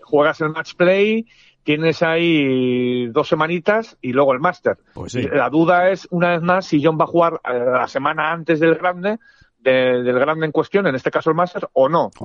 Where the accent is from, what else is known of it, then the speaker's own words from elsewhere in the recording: Spain; yo soy de España, como español, europeo